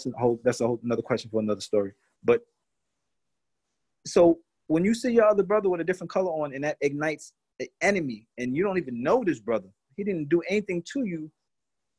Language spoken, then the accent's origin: English; New York City, New York, United States; moved away; also born or lived in Brooklyn / Long Island; I was born in Brooklyn, grew up in Queens, and then migrated to different parts of Long Island.